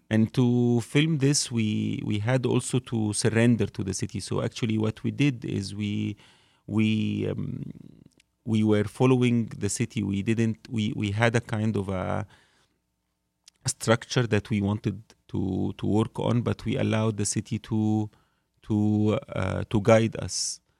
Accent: Cairo, Cairo Governorate, Egypt; I grew up in Cairo

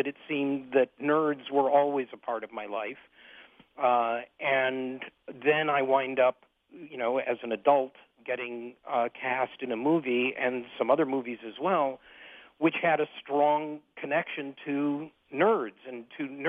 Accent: Detroit, Michigan, United States; also born or lived in Switzerland; I grew up in Detroit. I was born at Harper Hospital in 1953

